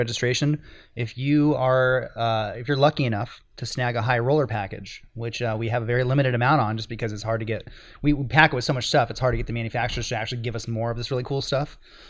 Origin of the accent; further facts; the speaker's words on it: Midwest, United States; I'm from the Midwest.